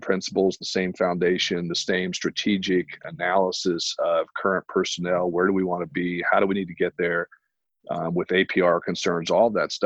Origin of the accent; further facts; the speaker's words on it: Indiana, United States; moved away as an adult; now in Arizona, United States; I'm from Indiana. I was born and raised in Indiana